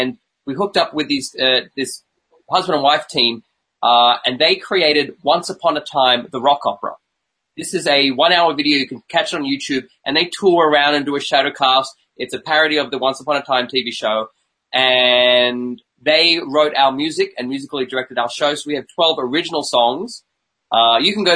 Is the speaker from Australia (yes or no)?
yes; Australia; I'm …